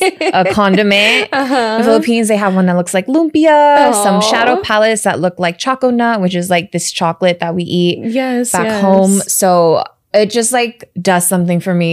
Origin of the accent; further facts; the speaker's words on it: United States; also born or lived in Chicago / San Francisco Bay Area / Los Angeles; I grew up in America and I live here